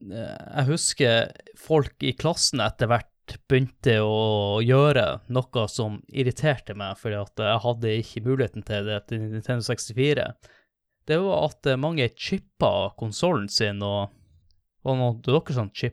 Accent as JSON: {"language": "Norwegian", "region": "Northern Norway", "country": "Norway", "said": "jeg er nordlending"}